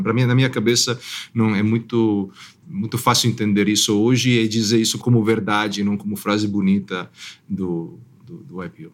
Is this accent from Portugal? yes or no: no; Italy; now in São Paulo, Brazil; eu sou italiano